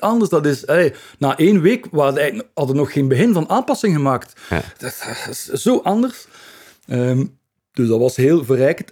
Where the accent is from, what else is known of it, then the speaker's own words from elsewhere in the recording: Ghent, Flanders, Belgium; accent: Ghent dialect; first language Ghent dialect; dat is mijn moedertaal, Hens dialect